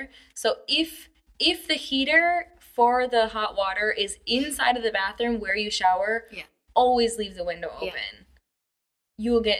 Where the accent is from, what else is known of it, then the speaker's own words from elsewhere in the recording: United States; moved away as an adult; now in China; as an American